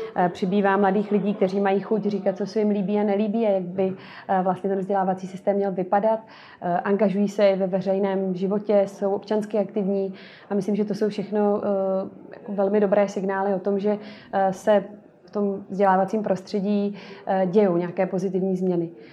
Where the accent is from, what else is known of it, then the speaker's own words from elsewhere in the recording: Most, Ústí nad Labem Region, Czechia; já pocházím ze severních Čech, z Mostu